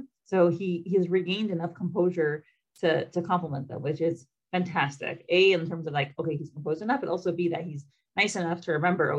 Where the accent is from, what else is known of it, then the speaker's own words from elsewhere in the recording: New York City, New York, United States; moved away as an adult; I'm from Brooklyn, New York, and I left when I was 19